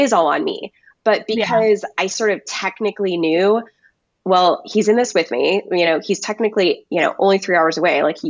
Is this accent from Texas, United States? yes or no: yes; Texas, United States; moved away as an adult; also born or lived in Washington, District of Columbia, United States / coastal Virginia; we're both from Texas, me and my husband